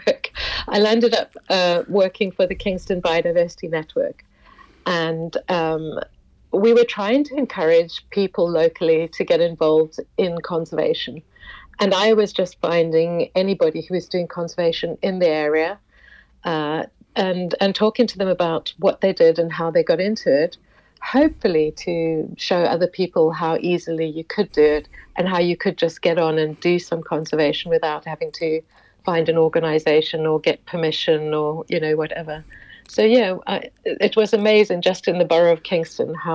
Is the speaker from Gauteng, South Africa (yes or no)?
yes; Johannesburg, Gauteng, South Africa; moved away as an adult; also born or lived in London / Bangkok; now in Lisbon, Portugal; I was born in South Africa, in Johannesburg. Grew up there, went off to university there.